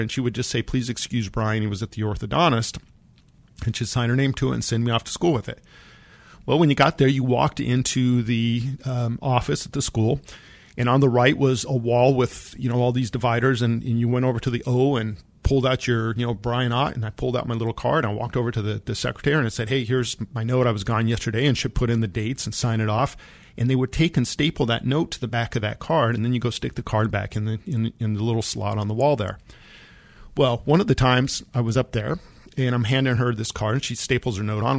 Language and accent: English; Monte Vista, Colorado, United States; I grew up in Monta Vista, Colorado, and my orthodontist was in Pueblo, Colorado